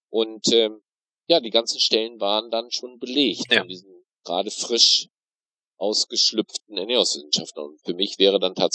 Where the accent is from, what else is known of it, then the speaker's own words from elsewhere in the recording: North Rhine-Westphalia, Germany; now in Bremerhaven, Germany; bin aber nicht Bremerhavener, sondern komme gebürtig aus dem Münsterland, Aha. aus Westfalen. Bin also sozusagen in einer sehr schwarzen, sehr katholischen, sehr christlichen, sehr CDU-orientierten Gegend groß geworden.